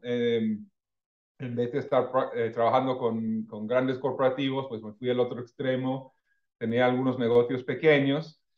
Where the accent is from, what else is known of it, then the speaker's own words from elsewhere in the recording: California, United States; moved away as an adult; also born or lived in Mexico / Monterrey, Mexico / Mexico City, Mexico; Yo soy americano de familia del Midwest, este, eh, criado en California